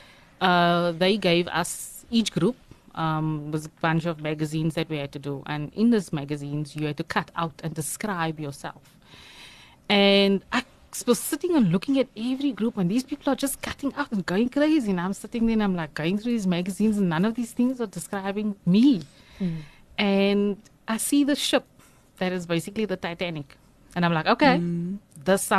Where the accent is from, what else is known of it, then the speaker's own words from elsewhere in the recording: Johannesburg, Gauteng, South Africa; moved away as an adult; now in Cape Town, South Africa; I grew up in Johannesburg. I'm an only child. My mother raised me alone. So I grew up in Johannesburg